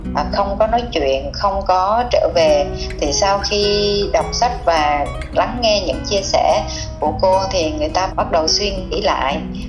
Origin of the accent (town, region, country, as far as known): Vietnam